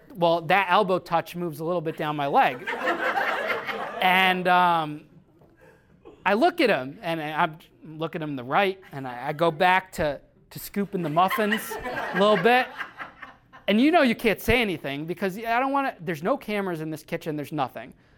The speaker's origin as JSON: {"language": "English", "town": "Danbury", "region": "Connecticut", "country": "United States", "tie": "born or raised there", "said": "Danbury, Connecticut, which is my hometown."}